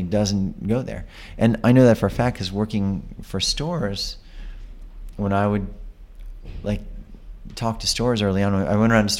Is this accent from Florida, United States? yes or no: no; New York, United States; being a New Yorker